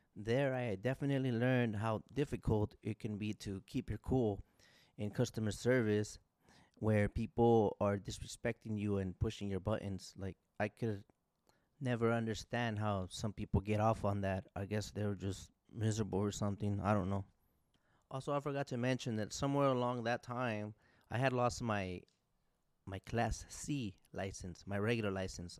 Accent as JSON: {"language": "English", "town": "Orange Cove", "region": "California", "country": "United States", "tie": "born or raised there", "also_born_or_lived": "Fresno, California", "said": "I was born in Fresno, California. I grew up in Orange Cove, California"}